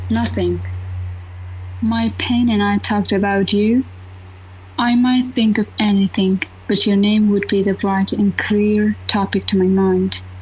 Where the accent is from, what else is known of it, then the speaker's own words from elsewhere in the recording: Afghanistan; English is a second language; moved away as an adult; So living in a, uh, my home country and then just left my home country and then go abroad. So it was completely odd for me. You know that always living as a woman in Afghanistan always is, it has their own challenges, right?